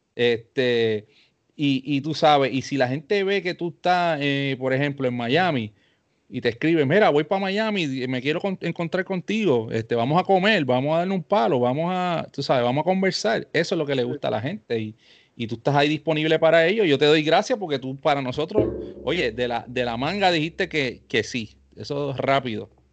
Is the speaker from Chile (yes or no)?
no; Carolina, Puerto Rico; yo soy de Carolina, Puerto Rico